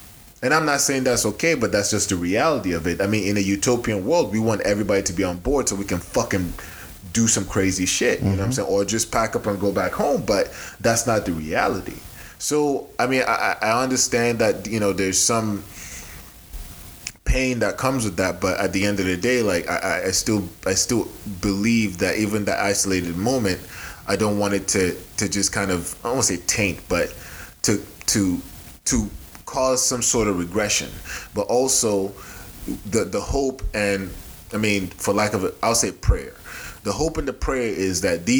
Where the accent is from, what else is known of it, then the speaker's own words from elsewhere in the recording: Nigeria; moved away; I'm Nigerian